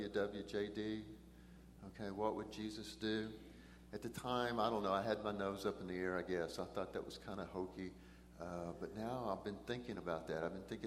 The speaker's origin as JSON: {"language": "English", "area": "Brazos River Valley", "region": "Texas", "country": "United States", "tie": "born or raised there", "also_born_or_lived": "Eldorado, Texas", "said": "I grew up in the Brazos River Valley"}